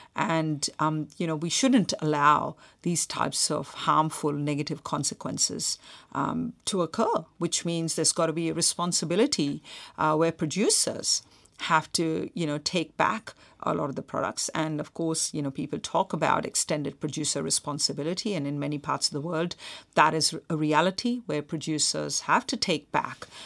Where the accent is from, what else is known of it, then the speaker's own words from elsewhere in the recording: Mumbai, Maharashtra, India; when I was a kid growing up in Mumbai